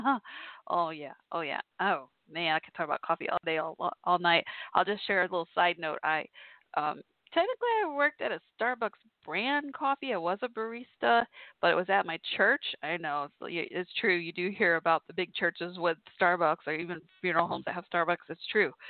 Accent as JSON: {"language": "English", "town": "Irving", "region": "Texas", "country": "United States", "tie": "born or raised there", "said": "my hometown, Irving, where I grew up"}